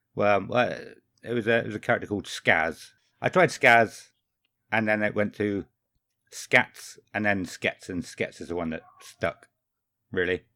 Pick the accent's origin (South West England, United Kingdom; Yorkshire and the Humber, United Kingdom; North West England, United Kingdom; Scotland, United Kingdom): South West England, United Kingdom; Somerset; I'm thirty-five, I'm from Somerset and I'm a postman